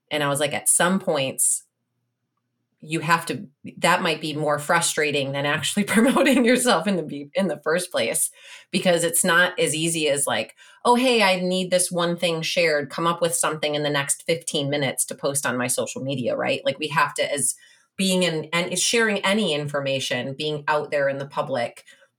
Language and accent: English; Illinois, United States; Where did you live in Chicago? Because I'm from the suburbs.